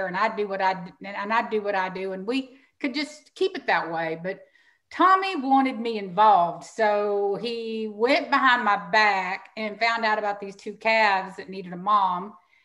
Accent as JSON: {"language": "English", "town": "Houston", "region": "Texas", "country": "United States", "tie": "born or raised there", "also_born_or_lived": "Angleton, Texas", "said": "growing up in Houston, Texas"}